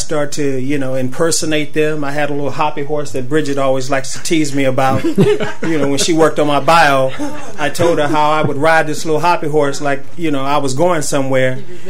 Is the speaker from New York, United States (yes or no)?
no; Dallas, Texas, United States; when I was a kid growing up in Texas